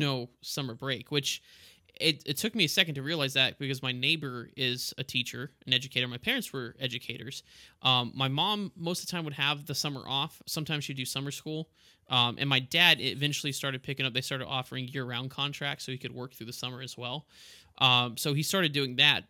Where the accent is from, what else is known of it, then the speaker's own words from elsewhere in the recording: El Paso, Texas, United States; moved away; also born or lived in Florida; I grew up in El Paso